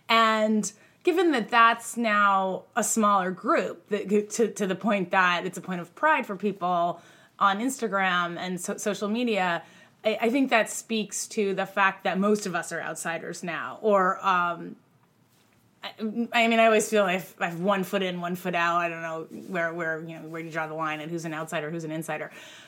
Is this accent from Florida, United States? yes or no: no; Groton, Massachusetts, United States; moved away as an adult; now in New York, United States; I grew up in Groton, Mass, where the boarding school is.